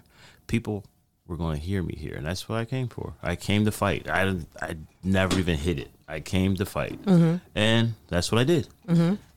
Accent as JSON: {"language": "English", "town": "Sicklerville", "region": "New Jersey", "country": "United States", "also_born_or_lived": "Los Angeles", "moved": "as an adult", "lives_now": "Trenton, United States", "said": "I'm from Sicklerville, New Jersey."}